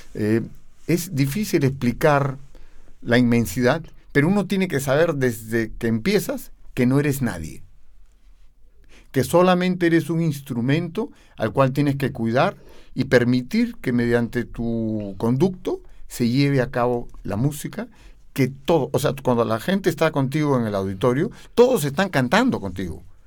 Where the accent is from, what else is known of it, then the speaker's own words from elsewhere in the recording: Lima, Peru; yo vengo, nací en Lima, en Perú, eh, en un distrito que se llama Miraflores. Y bueno, toda mi vida viví ahí